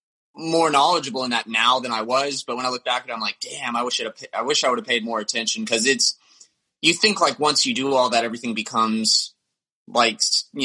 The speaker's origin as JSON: {"language": "English", "region": "the South", "country": "United States", "tie": "born or raised there", "said": "growing up in the South, I really got into metal at a young age"}